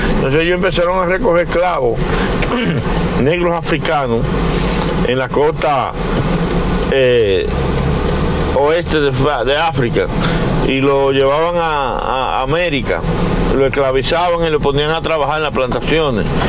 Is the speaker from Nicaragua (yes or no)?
no; Dominican Republic